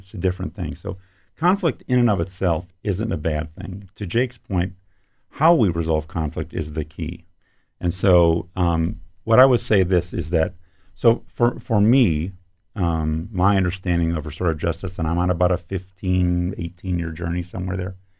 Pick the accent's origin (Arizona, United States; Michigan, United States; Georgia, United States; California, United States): Michigan, United States; Ann Arbor; also born or lived in Petoskey, Michigan / Bay Shore, Michigan; I grew up in Ann Arbor